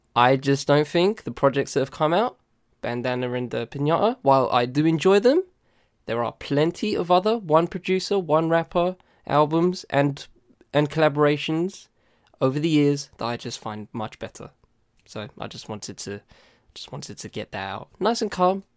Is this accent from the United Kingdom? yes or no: yes; United Kingdom; I'm British